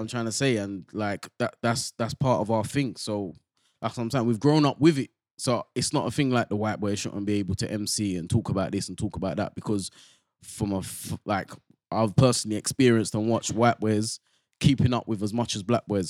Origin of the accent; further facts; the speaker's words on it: London, United Kingdom; I come from Bow, yeah, and that's like, it's quite a multicultural place.